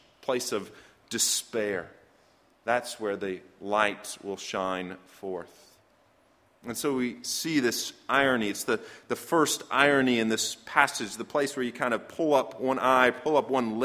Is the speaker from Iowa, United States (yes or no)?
yes; Iowa, United States; moved away; I was born in Iowa